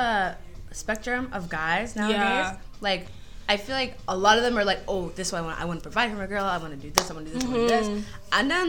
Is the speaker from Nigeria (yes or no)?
yes; Nigeria; Me, I'm Nigerian even.